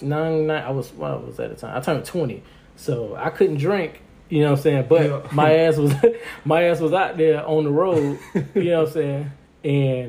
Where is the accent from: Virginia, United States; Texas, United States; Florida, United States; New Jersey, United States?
Florida, United States; Miami; I'm from Miami.